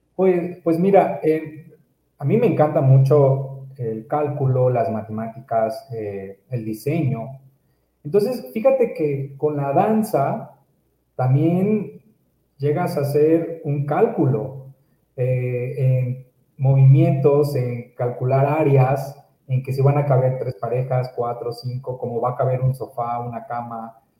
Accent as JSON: {"language": "Spanish", "town": "Córdoba", "region": "Veracruz", "country": "Mexico", "tie": "born or raised there", "moved": "as an adult", "lives_now": "Mexico City, Mexico", "said": "yo nací en la, en la ciudad de Córdoba, Veracruz. Eh, es una ciudad de la región de las altas montañas, allá en, el estado de Veracruz. Y bueno, este, viví durante varios años ahí, bueno, 27 años."}